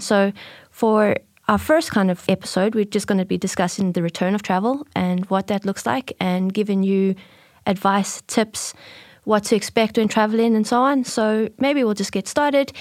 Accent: South Africa; accent: South African; moved away as an adult; now in Ireland; my accent is a little bit different. I'm from South Africa, but working at Click and Go.

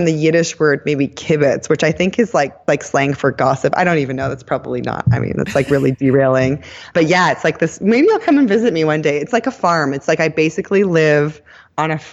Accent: Canada; moved away as an adult; now in Israel; I'm originally from Canada, and I moved here for love

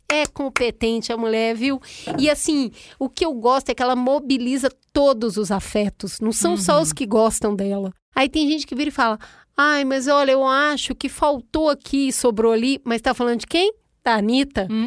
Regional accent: Rio de Janeiro, Brazil; born there; O meu Rio de Janeiro lá de onde que eu nasci, em Honório Gorgel, a gente vai pro piscinão de ramos

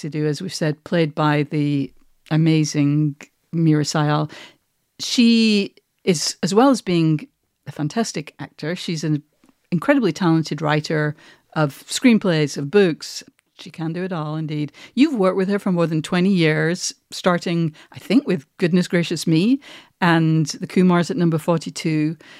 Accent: United Kingdom; You don't have to have been there. But as a Brit, you get that resonance.

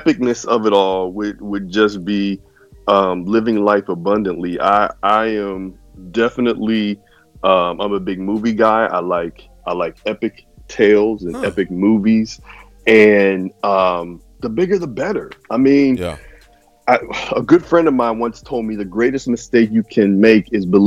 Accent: Pittsburgh, Pennsylvania, United States; I'm from Pittsburgh, born and raised, Pittsburgh, PA

